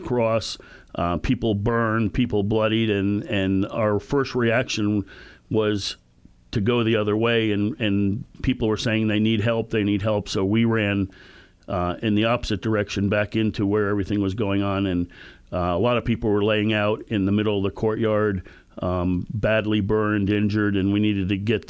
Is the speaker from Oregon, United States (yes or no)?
no; Southwest Connecticut, United States; I grew up in Southwest Connecticut. On a clear day, you could see across the Long Island Sound and see the World Trade Centers